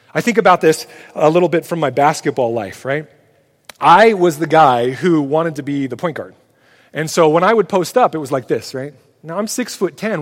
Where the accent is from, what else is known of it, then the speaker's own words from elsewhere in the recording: United States; We as American Christians